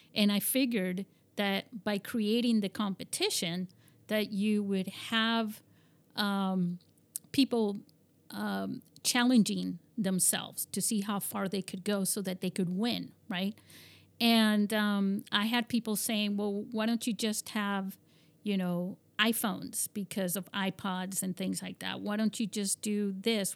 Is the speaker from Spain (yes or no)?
yes; Spain; moved away; I grew up in Spain and, and my father was American